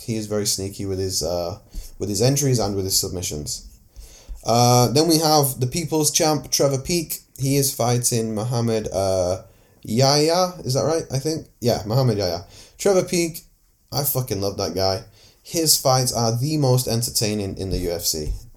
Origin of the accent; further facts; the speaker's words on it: Manchester, North West England, United Kingdom; I'm from Manchester